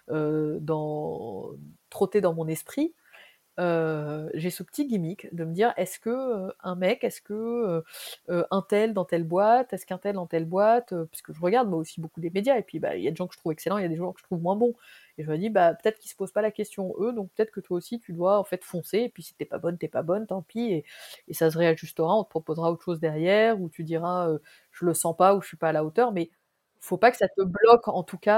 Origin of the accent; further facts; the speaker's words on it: Tunisia; Moi, je venais de Tunisie.